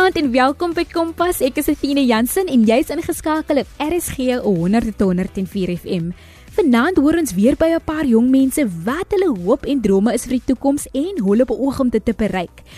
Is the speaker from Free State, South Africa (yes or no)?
no; Paarl, Western Cape, South Africa; oorspronklik van die Parel